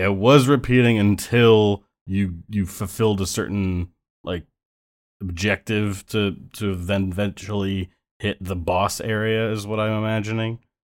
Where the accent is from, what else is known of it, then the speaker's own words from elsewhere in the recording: Buffalo, New York, United States; now in New York City, United States; I'm from Buffalo world, but I currently live in New York City world